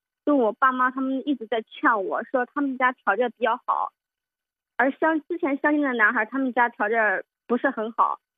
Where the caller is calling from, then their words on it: Xinyang, Henan, China; 我是来自河南信阳的听友